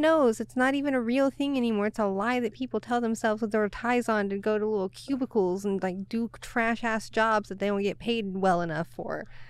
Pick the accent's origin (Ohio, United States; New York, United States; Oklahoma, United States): Oklahoma, United States; moved away as an adult; also born or lived in Texas; now in Seattle, United States; born and raised in Oklahoma, and then did Texas for a couple of years